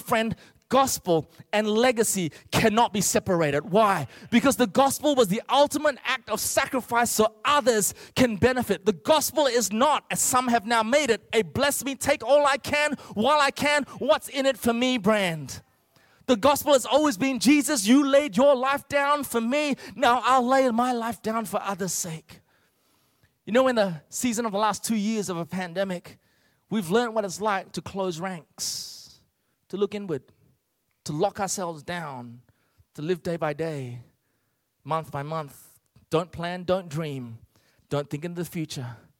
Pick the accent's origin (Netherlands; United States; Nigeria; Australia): Australia; also born or lived in Malaysia; I was born in Malaysia originally. My parents uh, gave up everything and immigrated to Australia